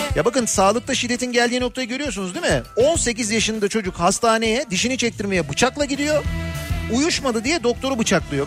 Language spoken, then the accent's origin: Turkish; Istanbul, Turkey; Bir İstanbullu olarak